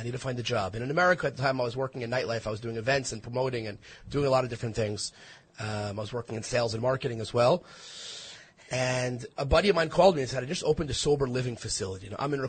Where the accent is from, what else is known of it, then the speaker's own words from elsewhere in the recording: Five Towns, Long Island, New York, United States; now in Jerusalem, Israel; I was born in New York. I grew up in the Five Towns.